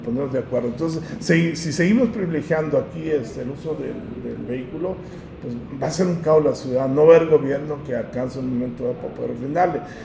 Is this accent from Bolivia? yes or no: no; Monterrey, Nuevo León, Mexico; nosotros los regiomontanos